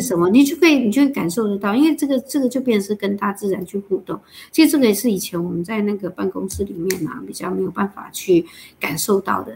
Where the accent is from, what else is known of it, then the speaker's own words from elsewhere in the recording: Lishan, Taichung, Taiwan; moved away; also born or lived in Taipei; 骊山是我的故乡，我的娘家哈哦。然后，对，那我爸爸的之前就已经在骊山种茶，那我们也是第一个在骊山种茶的原住民嘛